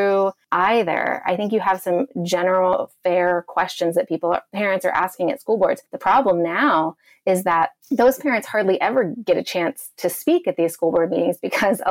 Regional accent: the South, United States; I am actually from the South. I actually grew up evangelical.

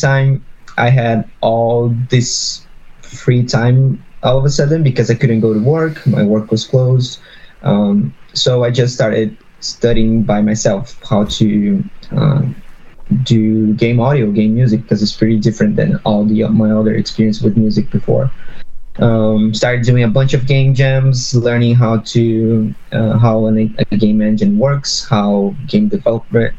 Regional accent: São Paulo, Brazil; moved away as an adult; now in Vancouver, Canada; I'm based in Vancouver, Canada now, but I'm originally from Brazil, São Paulo, Brazil

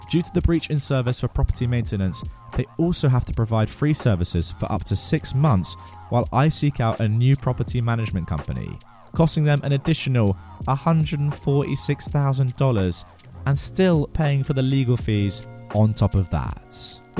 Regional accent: India; I am from India, and girls are still afraid to tell others about being harassed because of shame and society.

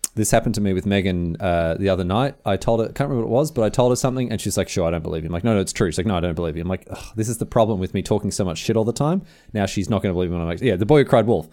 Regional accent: Australia; moved away as an adult; I'm moving back to Australia

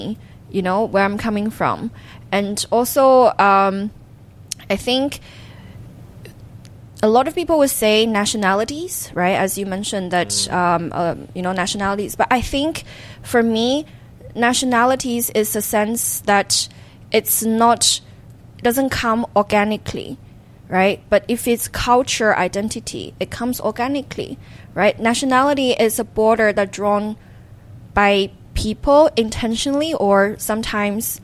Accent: Xiamen, Fujian, China; English is a second language; moved away as an adult; I can say I'm from Hokkien, I can say I'm from Xiamen, I can say that, that particular village

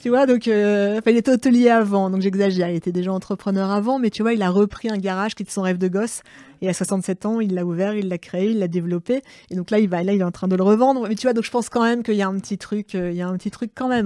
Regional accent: Saint-Josse, Hauts-de-France, France; moved away; j'ai grandi à Saint-Josse

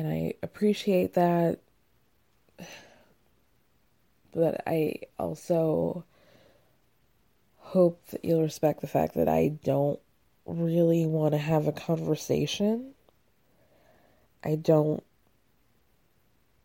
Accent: Georgia, United States; also born or lived in Illinois; now in New York, United States; I grew up in the suburbs of Georgia

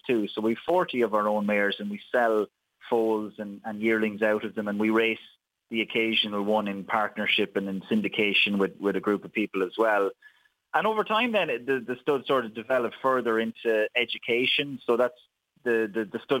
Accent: Wexford, Leinster, Ireland; moved away as an adult; now in Kildare, Ireland; Wexford born and reared

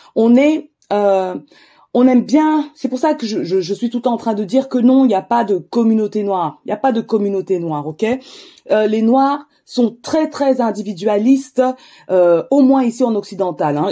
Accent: France; je suis d'origine camerounaise, je suis née en France

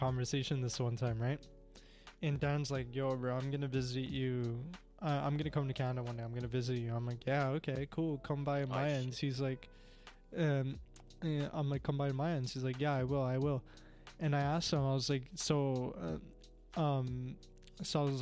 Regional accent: India; I'm Indian

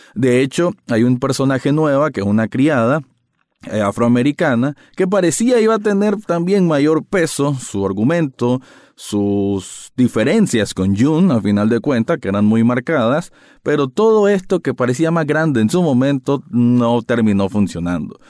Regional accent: Nicaragua; como espectador nicaragüense

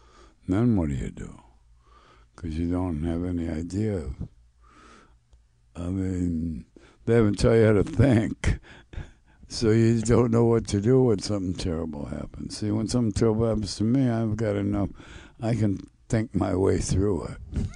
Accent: Flint, Michigan, United States; Yeah, I'm from Flint.

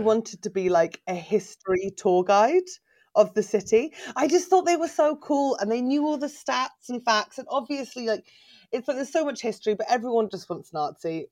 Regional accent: England, United Kingdom; also born or lived in Berlin, Germany; I'm from England

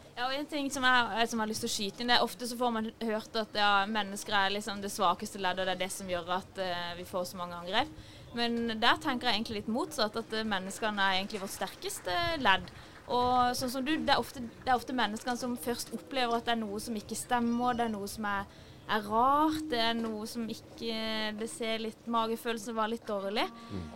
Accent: Kristiansand, Agder, Norway; moved away as an adult; also born or lived in Trondheim; now in Oslo, Norway; jeg er fra Kristiansand, som dere kanskje hører

